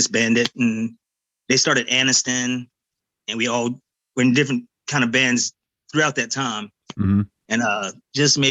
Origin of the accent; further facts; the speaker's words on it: Winston-Salem, North Carolina, United States; also born or lived in Kernersville, North Carolina; I'm born and raised in Winston-Salem, North Carolina